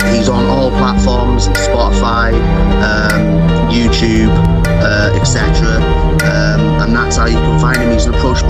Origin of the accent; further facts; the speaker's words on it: United Kingdom; I'm a white boy from the UK